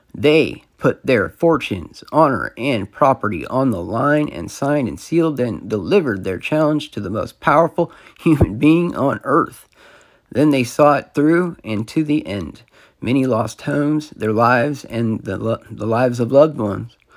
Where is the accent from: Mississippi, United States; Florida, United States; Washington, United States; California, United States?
California, United States; I'm a Californian